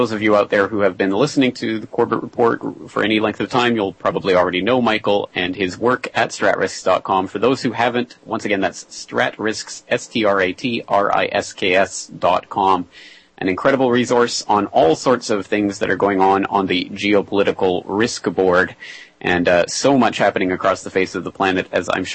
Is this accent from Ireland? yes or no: no; Canada; being a Canadian myself